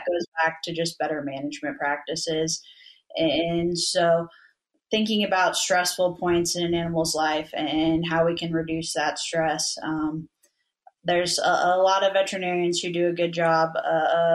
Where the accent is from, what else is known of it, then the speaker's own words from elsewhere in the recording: Missouri, United States; growing up in Missouri